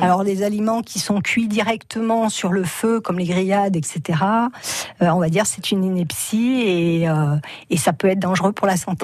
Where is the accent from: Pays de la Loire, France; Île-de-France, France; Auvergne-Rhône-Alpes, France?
Auvergne-Rhône-Alpes, France; Cantal; je suis une petite fille de paysan. Hein. je suis originaire du Cantal